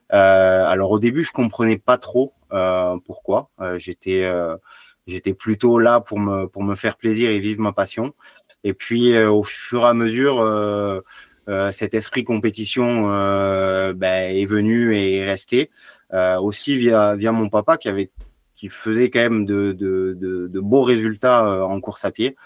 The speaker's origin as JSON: {"language": "French", "town": "Béziers", "region": "Occitania", "country": "France", "tie": "born or raised there", "said": "Alors j'ai grandi à Béziers, un petit village à côté de Béziers, j'ai fait mes études à Béziers"}